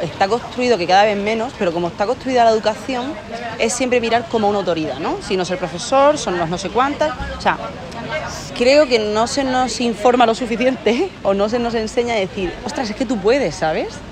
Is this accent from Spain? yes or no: yes; Torrevieja, Valencian Community, Spain; moved away as an adult; also born or lived in Murcia; Pues yo soy de Alicante, como se nota por mi acento, que no soy de aquí, soy de la playita, de Alicante, de Torrevieja